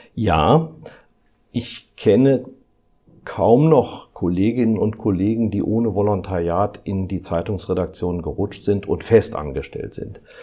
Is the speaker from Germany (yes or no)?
yes; Rhineland, Germany; moved away as an adult; also born or lived in Karlsruhe / Frankfurt / Düsseldorf / Mainz; nicht in meiner Heimat im Rheinland, sondern ich bin ausgewandert nach Baden